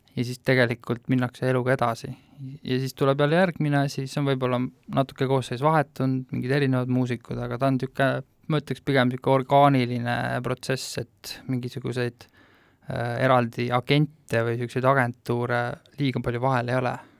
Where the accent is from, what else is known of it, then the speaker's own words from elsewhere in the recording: Tallinn, Harju County, Estonia; mina olen täiesti tavaline Lasnamäe kuli mm.. et lapsepõlv möödus nende, nende panelkade vahel seal kruusaplatsi peal